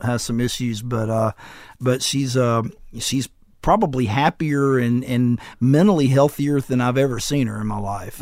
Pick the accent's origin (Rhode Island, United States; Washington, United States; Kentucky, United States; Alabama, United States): Alabama, United States; Florence; I got in the college in my hometown